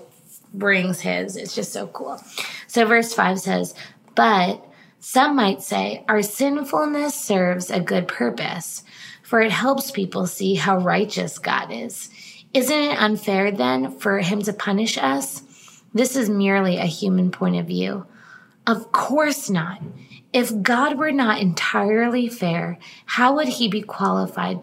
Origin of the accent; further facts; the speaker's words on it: East Coast, United States; now in California, United States; growing up on the East Coast